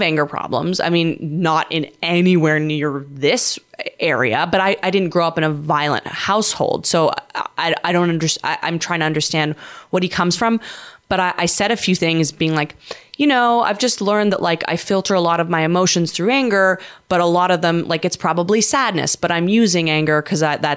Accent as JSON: {"language": "English", "town": "Vancouver", "region": "British Columbia", "country": "Canada", "moved": "yes", "lives_now": "New York, United States", "said": "I'm from Vancouver."}